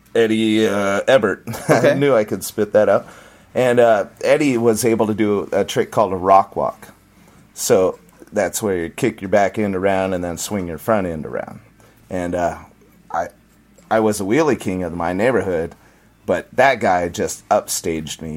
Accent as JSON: {"language": "English", "town": "Santee", "region": "California", "country": "United States", "tie": "born or raised there", "said": "I grew up in East San Diego, so um, there's El Cajon, Santee, and Lakeside, and I grew up in Santee"}